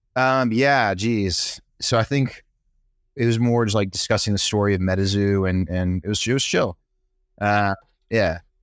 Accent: Brazil; now in New York, United States; I grew up in Brazil, and we never got snow

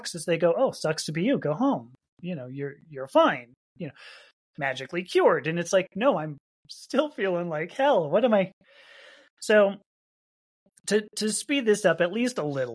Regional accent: Los Angeles, California, United States; I grew up in Los Angeles

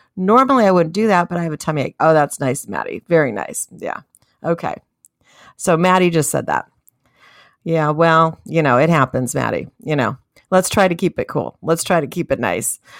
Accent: United States

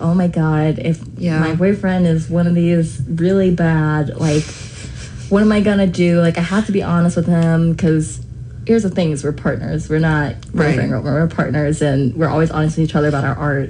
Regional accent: Fayetteville, North Carolina, United States; moved away as an adult; now in Greensboro, United States; I'm from Fayetteville

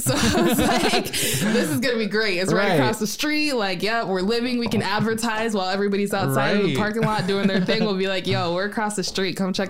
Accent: South Sudan; now in United States; I'm from South Sudan. At the time, it was still Sudan.

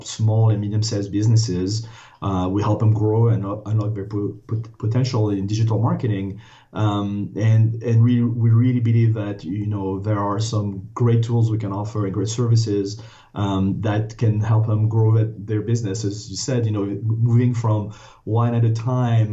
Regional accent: France; English is a second language; moved away as an adult; now in United States; I was born and raised in France, went to a business school on the east coast of the U.S., decided to stay

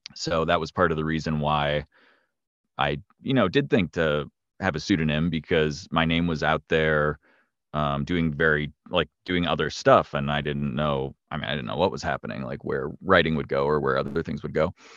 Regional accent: north of Milwaukee, Wisconsin, United States; moved away as an adult; also born or lived in New York; I grew up in the Upper Midwest. I live in, I live in Wisconsin, like, north of Milwaukee, and I grew up in the area

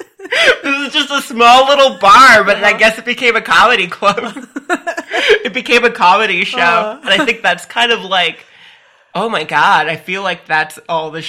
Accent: Phoenix, Arizona, United States; also born or lived in Tucson, Arizona; I was born and raised in the Phoenix area

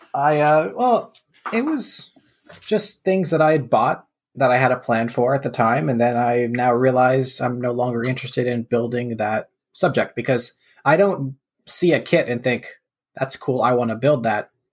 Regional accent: Canada; as a Canadian

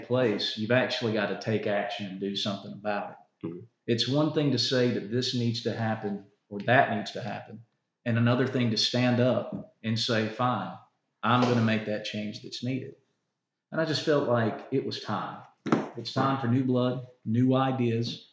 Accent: United States; Union is home. This is where I was raised. This is where I went to school

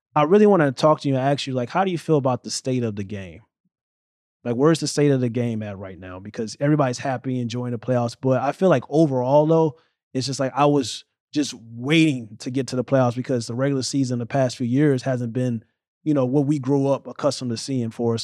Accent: St. Louis, Missouri, United States; moved away as an adult; now in New Jersey, United States; growing up in Saint Louis, Missouri

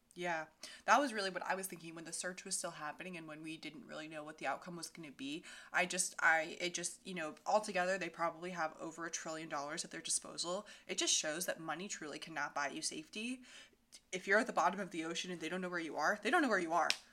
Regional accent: Vermont, United States; moved away as an adult; now in Philadelphia, United States; I grew up in Vermont, right across the border from Ginny.

